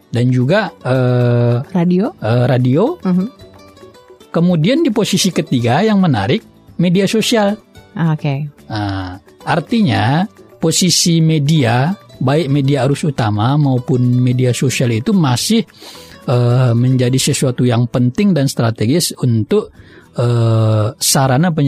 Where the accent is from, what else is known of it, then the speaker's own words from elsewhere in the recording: Kota Nopan, West Sumatra, Indonesia; Saya Kabupaten Pasaman.